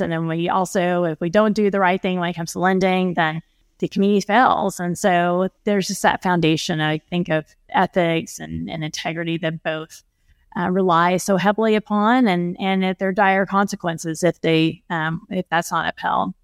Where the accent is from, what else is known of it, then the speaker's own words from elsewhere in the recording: Oklahoma, United States; fellow Oklahoman